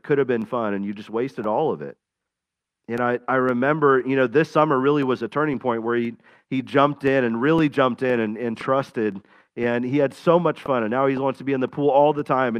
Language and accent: English; Florida, United States; I grew up in Florida